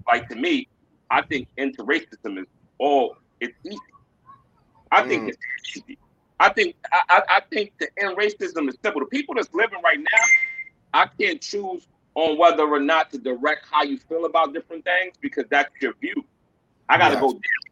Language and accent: English; New York City, New York, United States; I'm from New York City.